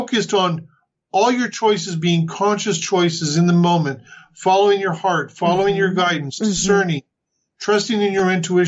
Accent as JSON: {"language": "English", "region": "the Bible Belt", "country": "United States", "tie": "born or raised there", "moved": "as an adult", "lives_now": "New Zealand", "said": "growing up in the Bible Belt"}